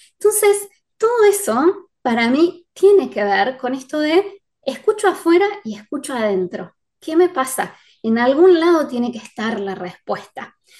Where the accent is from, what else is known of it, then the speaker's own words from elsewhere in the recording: Córdoba, Argentina; yo soy de Córdoba